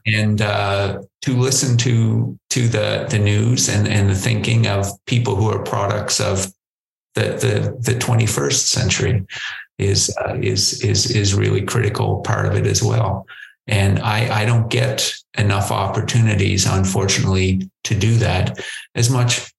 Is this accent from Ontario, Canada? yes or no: no; Prince Edward Island, Canada; moved away; also born or lived in New Brunswick, Canada / Nova Scotia, Canada; I, I, grew up in a, a, little place called Prince Edward Island, Canada